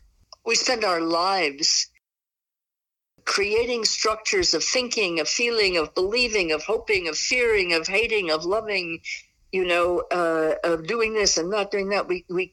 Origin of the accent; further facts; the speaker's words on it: Southeast, United States; when I grew up in the Southeast, it meant that you just weren't brought up right.